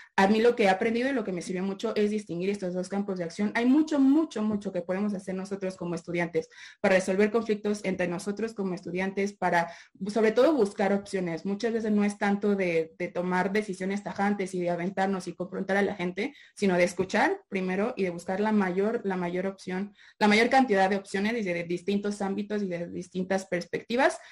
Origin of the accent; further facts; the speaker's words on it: Mexico; como mexicana y como abogada mexicana